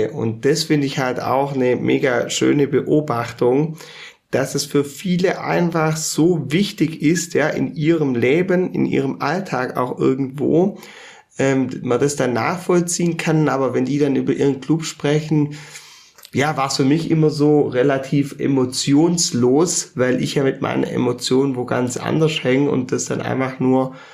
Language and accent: German; Rottweil, Baden-Württemberg, Germany; also born or lived in Mainz / Munich; Also ich habe ja auch ein paar Jahre in Mainz gelebt, ein paar Jahre in München, ähm, dann natürlich in meiner Heimatstadt Rottweil